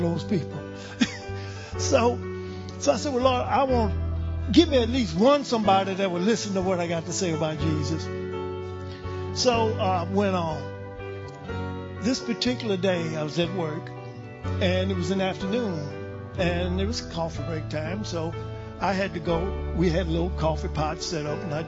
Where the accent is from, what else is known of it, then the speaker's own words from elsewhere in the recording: Louisiana, United States; I'm from Louisiana